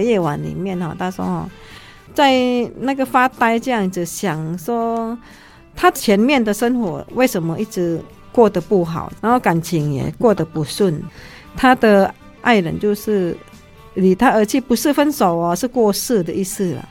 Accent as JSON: {"language": "Chinese", "country": "Indonesia", "tie": "born or raised there", "moved": "yes", "lives_now": "Taiwan", "said": "因为我毕竟是在印尼长大嘛"}